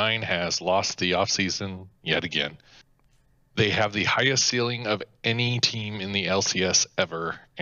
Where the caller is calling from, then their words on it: Hutchinson, Kansas, United States; Hutchinson, Kansas.